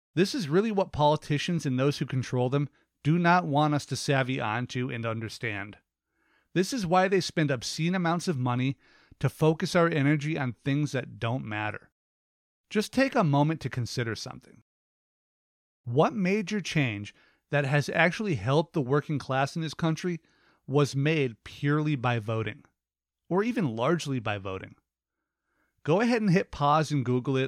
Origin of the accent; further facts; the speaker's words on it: United States; Americans, we are encouraged to vote.